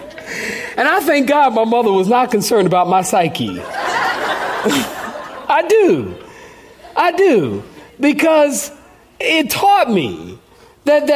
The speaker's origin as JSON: {"language": "English", "town": "Philadelphia", "region": "Pennsylvania", "country": "United States", "moved": "yes", "said": "I'm from Philly"}